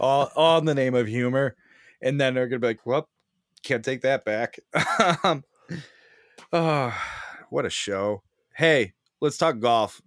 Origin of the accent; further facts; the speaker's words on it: Chicago, Illinois, United States; I'm from Chicago